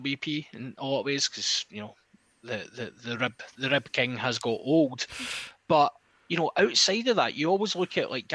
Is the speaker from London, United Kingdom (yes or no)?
no; Isle of Bute, Scotland, United Kingdom; moved away; I'm originally from the Isle of Bute